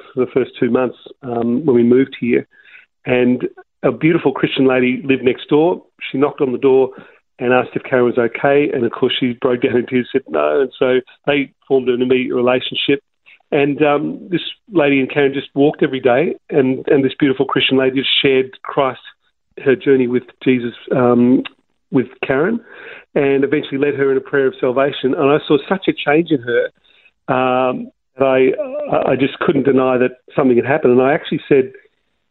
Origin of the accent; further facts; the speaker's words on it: Melbourne, Victoria, Australia; I was born in Melbourne, Richmond, Victoria, is where I grew up in the eastern suburbs in Mount Waverley